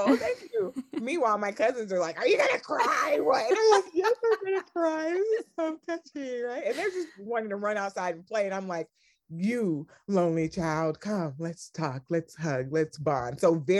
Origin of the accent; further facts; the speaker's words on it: Sierra Leone; also born or lived in College Park, Georgia; I was born in College Park, Georgia. {S1} Okay. {S2} I went back home to Sierra Leone at a very young age. Both of my parents were born there.